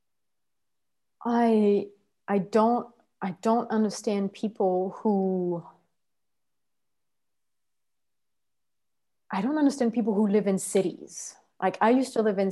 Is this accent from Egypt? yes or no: no; France; English is a second language; I was born in France